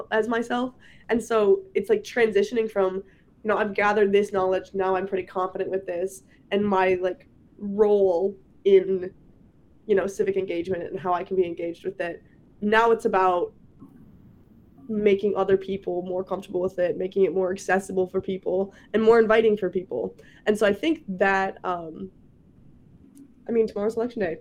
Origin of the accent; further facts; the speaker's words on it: Prior Lake, Minnesota, United States; moved away as an adult; now in Wisconsin, United States; I'm from Minnesota